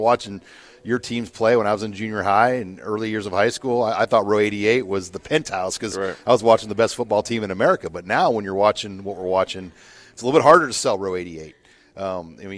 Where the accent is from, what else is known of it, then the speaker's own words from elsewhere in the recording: Nebraska, United States; growing up in Nebraska